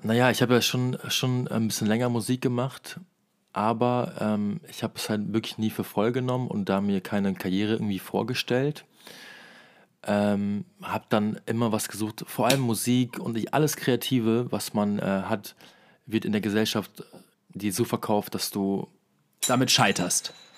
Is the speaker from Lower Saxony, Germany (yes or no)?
yes; Osnabrück, Lower Saxony, Germany; moved away; ich komme ja aus Osnabrück